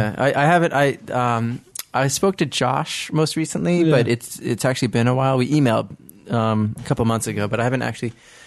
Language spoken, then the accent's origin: English; Stony Brook, New York, United States; I'm from the North Shore, Stony Brook.